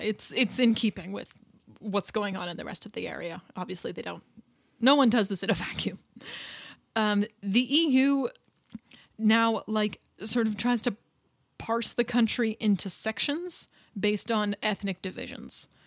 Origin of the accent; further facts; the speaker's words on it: Canada; especially coming from a country where, as I do, like where anybody can be from anywhere and you're still Canadian